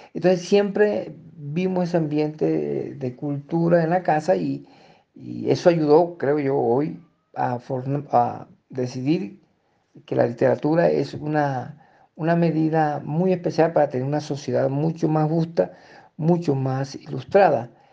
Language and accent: Spanish; Fonseca, La Guajira, Colombia; moved away as an adult; also born or lived in Ecuador; now in Ipiales, Colombia; mi pueblo Fonseca